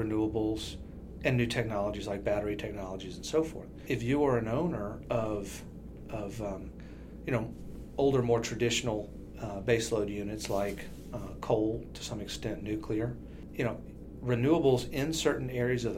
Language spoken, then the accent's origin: English; South Louisiana, United States; moved away; I'm originally from South Louisiana, so I had been around energy for a long time.